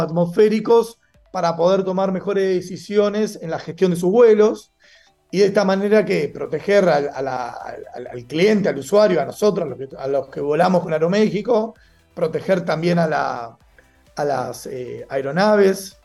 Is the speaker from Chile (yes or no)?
no; Argentina; moved away as an adult; now in Mexico; Soy argentino viviendo en México hace ya algunos años